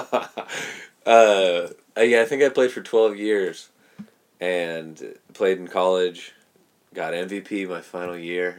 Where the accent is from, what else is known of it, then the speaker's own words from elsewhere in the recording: Merced, California, United States; also born or lived in Planada, California; born and raised in Merced